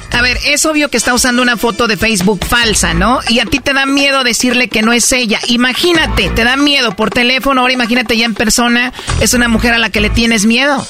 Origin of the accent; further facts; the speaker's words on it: Michoacán, Mexico; yo soy de Michoacán.